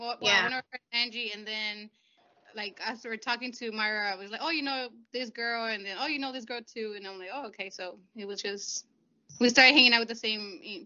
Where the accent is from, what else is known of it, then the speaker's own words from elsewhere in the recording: Puebla, Mexico; now in Houston, United States; I was born in Puebla. I've been here living in Houston for I don't know how many years, over 20 maybe.